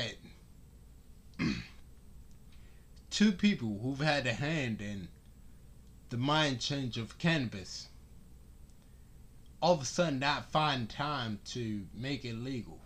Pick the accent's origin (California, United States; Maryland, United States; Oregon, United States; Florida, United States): Maryland, United States; Baltimore; I'm from Baltimore. Church Lane, to be exact